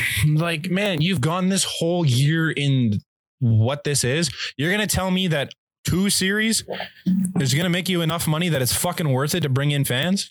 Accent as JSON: {"language": "English", "country": "Canada", "said": "we're Canadian."}